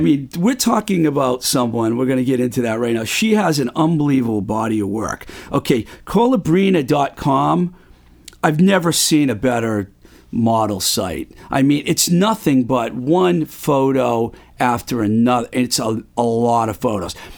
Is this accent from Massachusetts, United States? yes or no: yes; Webster, Massachusetts, United States; I grew up in Webster, Mass, in southern Worcester County